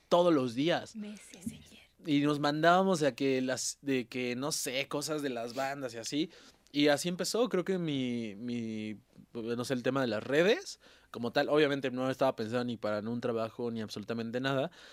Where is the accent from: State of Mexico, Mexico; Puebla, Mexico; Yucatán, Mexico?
Puebla, Mexico; moved away; yo soy de Puebla